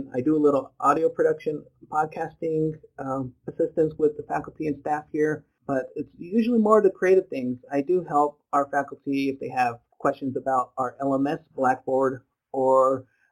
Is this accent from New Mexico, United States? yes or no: yes; New Mexico, United States; moved away as an adult; now in Madison, United States; I'm originally from New Mexico, so I came up here after I got married to my wife, and we've been here for the last 10 years